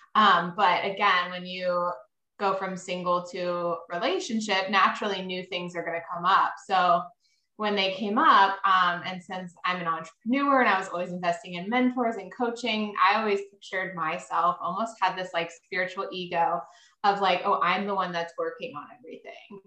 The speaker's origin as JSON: {"language": "English", "region": "Maryland", "country": "United States", "tie": "born or raised there", "said": "I live in Maryland. I grew up in Maryland."}